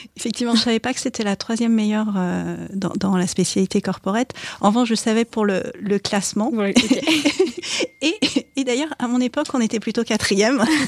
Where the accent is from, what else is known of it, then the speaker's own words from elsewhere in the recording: France; Je suis née en France d'origine chinoise, mes parents sont arrivés en France à la fin des années 60. Euh, donc j'ai grandi dans un environnement biculturel